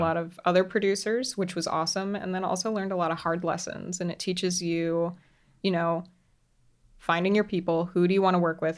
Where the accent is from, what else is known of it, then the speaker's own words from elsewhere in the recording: Central Florida, United States; moved away as an adult; I grew up in Central Florida